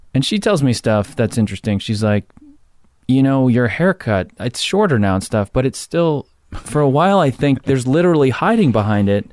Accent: Jersey Shore, New Jersey, United States; I'm from Jersey Shore

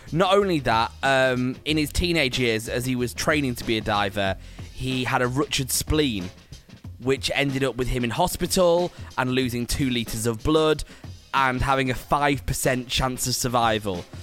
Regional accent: Preston, North West England, United Kingdom; I grew up in Preston, and I think although Preston is a little bit bigger than that, I grew sort of outside of Preston

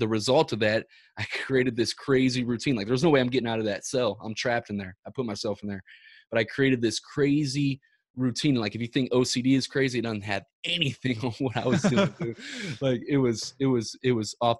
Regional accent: Ferguson, Missouri, United States; We're from Ferguson, Missouri

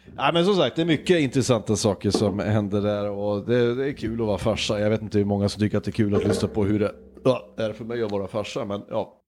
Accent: Hudiksvall, Gävleborg County, Sweden; now in West coast, Sweden; min hemstad, Hudiksvall

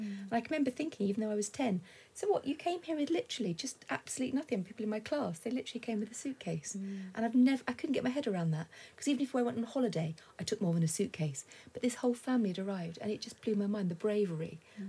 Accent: London, United Kingdom; a very, you know, bog standard family growing up in North London.

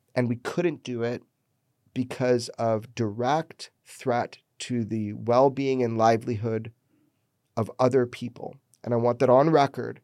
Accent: Pioneertown, California, United States; my hometown, Pioneer Town

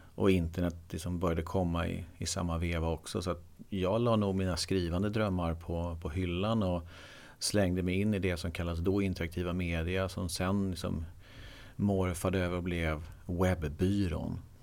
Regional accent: Eksjö, Jönköping County, Sweden; moved away as an adult; also born or lived in Skövde; now in Stockholm, Sweden; Jag är från Småland, Eksjö

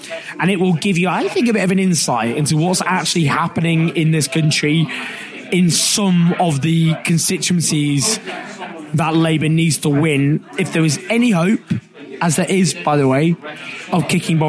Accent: London, United Kingdom; I didn't grow up, they used to live here, so I spent a lot of my childhood here

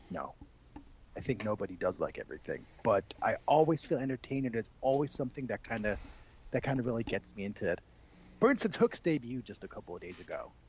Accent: El Paso, Texas, United States; now in Germany; That's correct. I grew up in El Paso. My dad used to be stationed at Fort Bliss

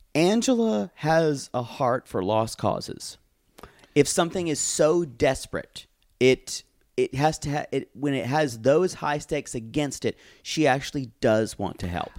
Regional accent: United States; I'm American

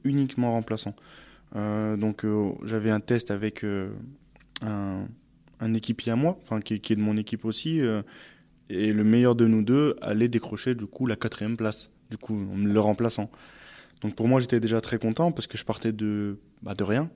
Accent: Saint-Martin-d'Hères, Auvergne-Rhône-Alpes, France; moved away as an adult; also born or lived in Grenoble; now in Île-de-France, France; j'ai grandi à Saint-Martin-d'Air, euh, j'ai étudié euh, enfin, vraiment dans, à Grenoble, et enfin, j'ai fait presque toute ma vie à Grenoble

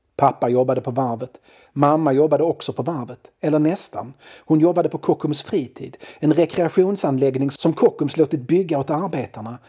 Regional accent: Malmö, Skåne, Sweden; also born or lived in Lindeborg; Jag växte upp på Limhamn i Malmö

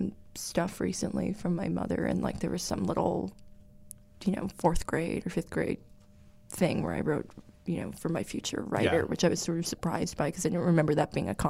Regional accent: Red Bank, New Jersey, United States; moved away; also born or lived in New York / Los Angeles; Well, I was born in New York, and I was raised in New Jersey, in Red Bank, which is like an hour and 15 minutes from Manhattan.

